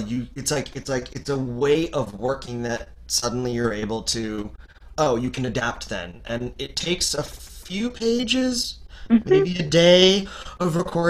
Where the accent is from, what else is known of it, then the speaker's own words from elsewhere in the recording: Canada; I'm Canadian, so I've got the French Canadian